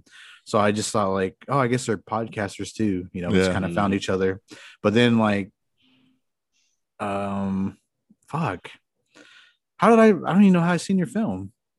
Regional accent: Pawnee, Oklahoma, United States; I'm from Pawnee.

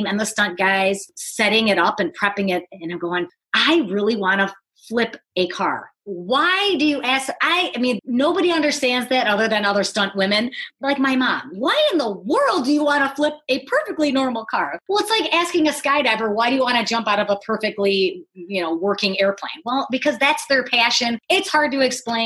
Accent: Detroit, Michigan, United States; moved away; I grew up in the Motor City, you know, in Detroit

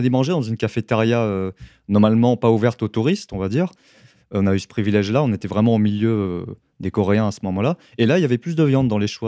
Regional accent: Paris, Île-de-France, France; en tant que Français, pire, parisien, on me dit bain public

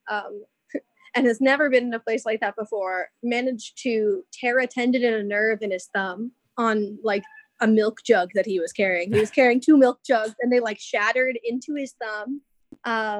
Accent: New York City, New York, United States; also born or lived in Ohio; I was born in Ohio, but grew up in New York City

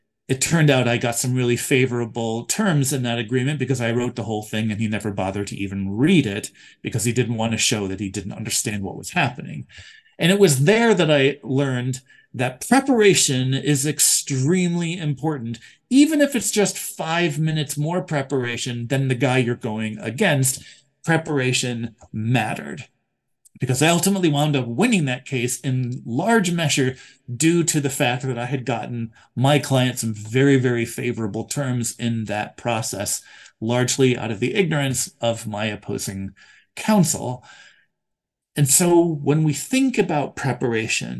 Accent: New York, United States; moved away; also born or lived in District of Columbia; my home state of New York

